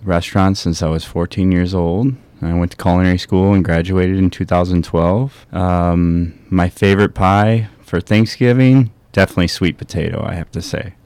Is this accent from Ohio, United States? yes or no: yes; Toledo, Ohio, United States; moved away; I come from Toledo, Ohio.